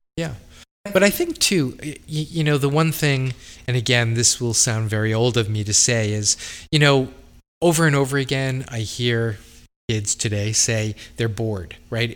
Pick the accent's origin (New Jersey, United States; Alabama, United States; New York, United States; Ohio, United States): New York, United States; Long Island; I was from Long Island